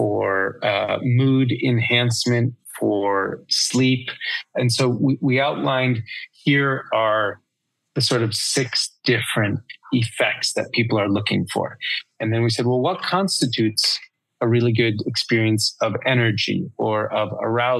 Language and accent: English; New York, United States; I'm a New Yorker